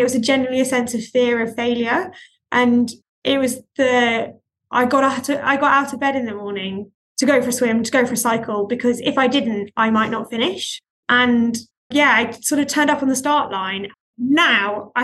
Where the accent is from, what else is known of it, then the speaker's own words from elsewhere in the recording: Greece; moved away; I grew up in Greece